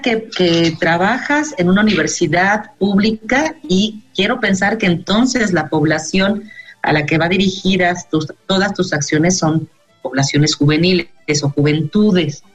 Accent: Mexico; como, como sociedad mexicana

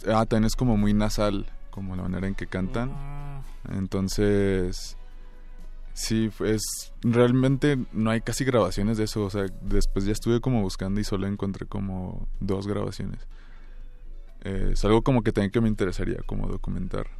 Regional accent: Cuauhtémoc, Chihuahua, Mexico; Yo soy de, pues, de Cuauhtémoc, Chihuahua, aunque en realidad soy más bien como de los campos menonitas, de por ahí

